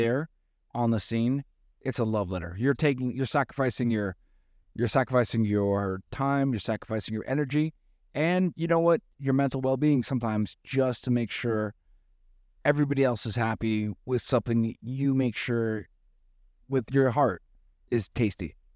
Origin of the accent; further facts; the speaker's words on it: Elizabeth, New Jersey, United States; moved away; I'm from Elizabeth, actually, New Jersey